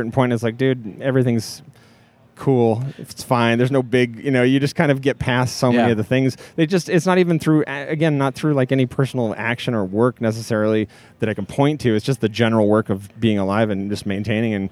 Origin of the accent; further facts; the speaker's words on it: Seattle, Washington, United States; I was born in Seattle, and I grew up in Seattle and the Seattle suburbs most of my life.